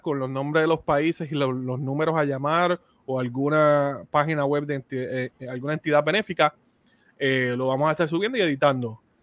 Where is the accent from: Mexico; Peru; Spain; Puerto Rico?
Puerto Rico; nosotros dos somos de Puerto Rico